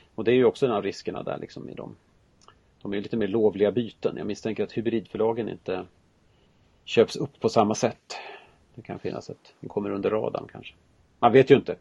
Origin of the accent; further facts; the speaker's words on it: Dalarna County, Sweden; Jag är ju från Dalarna